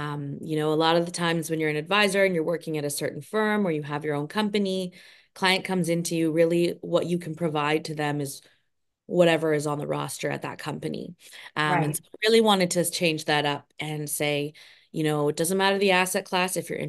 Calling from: Toronto, Ontario, Canada; Oh, I'm right there with you. Toronto, Canada.

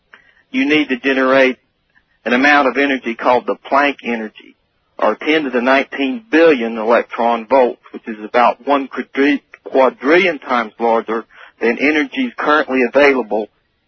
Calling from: Murfreesboro, Tennessee, United States; from Murfreesboro, Tennessee.

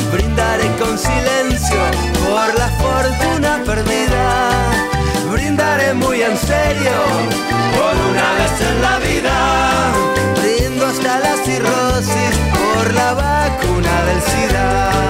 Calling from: Benavides, Buenos Aires Province, Argentina; de Benavides. Por fin te puedo mandar un mensaje.

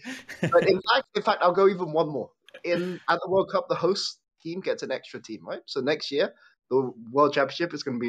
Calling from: Netherlands; Hi, I'm calling from the Netherlands.

